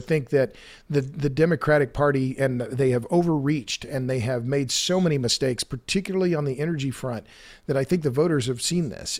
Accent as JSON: {"language": "English", "region": "Oklahoma", "country": "United States", "said": "I'm from Oklahoma"}